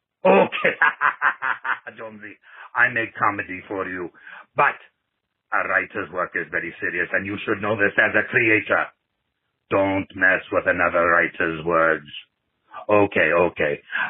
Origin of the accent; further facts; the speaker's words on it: Nigeria; from Nigeria.